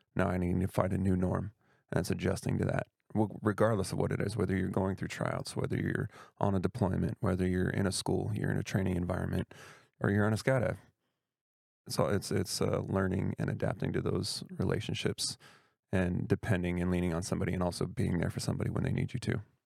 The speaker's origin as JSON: {"language": "English", "town": "Tacoma", "region": "Washington", "country": "United States", "tie": "born or raised there", "also_born_or_lived": "Europe / Florida / Georgia / Arizona", "moved": "as an adult", "said": "I was that guy that didn't wanna leave his hometown when I'm from Tacoma, Washington"}